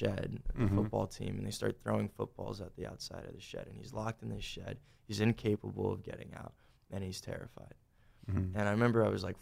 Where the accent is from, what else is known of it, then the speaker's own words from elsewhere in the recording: Boca Raton, Florida, United States; also born or lived in Boynton Beach, Florida; now in Los Angeles, United States; I'm from Boca Raton, Boynton Beach, Florida